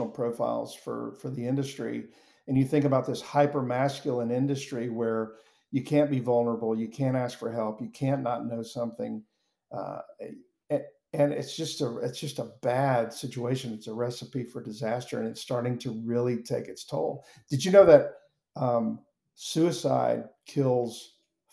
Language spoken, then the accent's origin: English; Mobile, Alabama, United States; moved away; also born or lived in Atlanta; I'm originally from Mobile, Alabama